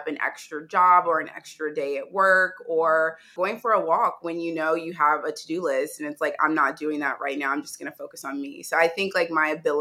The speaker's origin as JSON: {"language": "English", "town": "Indianapolis", "region": "Indiana", "country": "United States", "tie": "born or raised there", "also_born_or_lived": "New York", "moved": "yes", "lives_now": "Los Angeles, United States", "said": "my hometown is Indianapolis, Indiana, and I currently live in Los Angeles, California"}